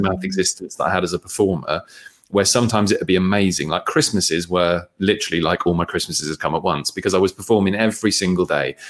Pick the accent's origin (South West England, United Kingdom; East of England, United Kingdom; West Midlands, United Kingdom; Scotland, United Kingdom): East of England, United Kingdom; Bedford; I grew up in Bedford